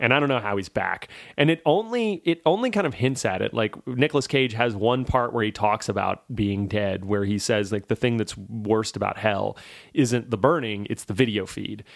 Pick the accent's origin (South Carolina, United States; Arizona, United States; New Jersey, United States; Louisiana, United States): Louisiana, United States; moved away; I am from, uh, the South. I'm from Louisiana.